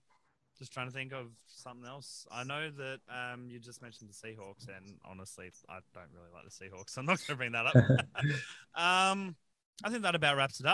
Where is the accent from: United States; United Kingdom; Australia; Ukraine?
Australia; Queensland; as a Queenslander